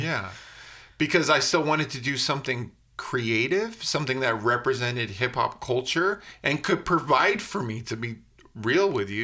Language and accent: English; United States; I'm an American kid